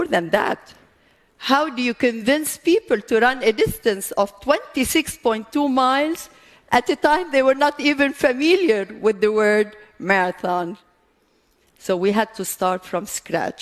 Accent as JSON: {"language": "English", "country": "Lebanon", "said": "I come from Lebanon"}